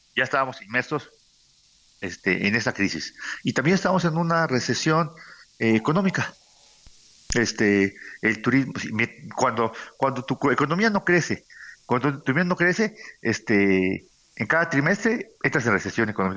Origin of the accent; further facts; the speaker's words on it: Acapulco, Guerrero, Mexico; Yo soy de Acapulco